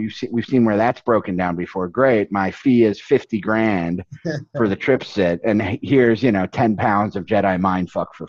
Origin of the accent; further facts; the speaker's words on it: Upper Peninsula of Michigan, United States; moved away; also born or lived in Chicago; it's hard to say I'm from Michigan or even use Michigan, because it's the Upper Peninsula of Michigan.